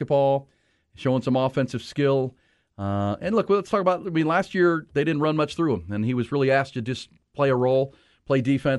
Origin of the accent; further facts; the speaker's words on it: Ohio, United States; Well, because we were growing up in Northeast Ohio, the Cleveland Cavaliers were terrible.